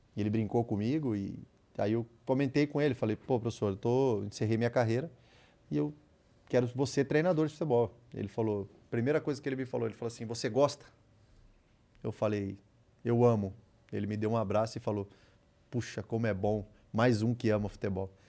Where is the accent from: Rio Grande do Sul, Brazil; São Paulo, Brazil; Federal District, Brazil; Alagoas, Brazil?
São Paulo, Brazil; Iracemápolis; moved away; also born or lived in Santos / Rio de Janeiro / Ukraine / England; Saí lá de Iracemápolis